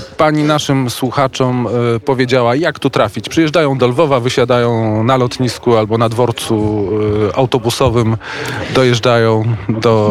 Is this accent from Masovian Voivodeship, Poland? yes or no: yes; Warsaw, Masovian Voivodeship, Poland; Ja jestem chłopak z Woli